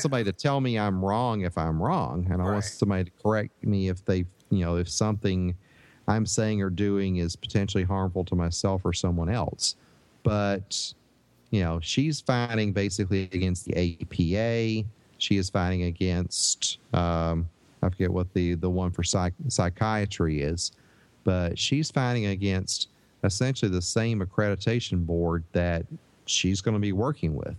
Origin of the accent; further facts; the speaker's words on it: Northeast Tennessee, United States; moved away; I grew up in Northeast Tennessee